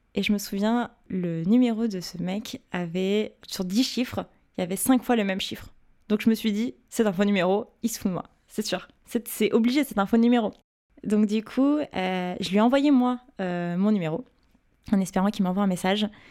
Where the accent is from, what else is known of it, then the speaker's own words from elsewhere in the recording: Paris, Île-de-France, France; j'ai passé toute ma vie à Paris, j'ai grandi à Paris, fait ma scolarité à Paris, donc je suis une, pure euh, parisienne, euh, pure souche